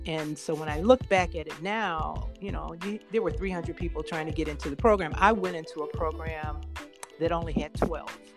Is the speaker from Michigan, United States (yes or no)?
yes; Detroit, Michigan, United States; I grew up in Southwest Detroit